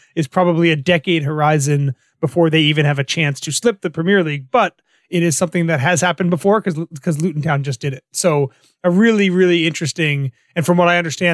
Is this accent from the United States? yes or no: yes; United States; as an American fan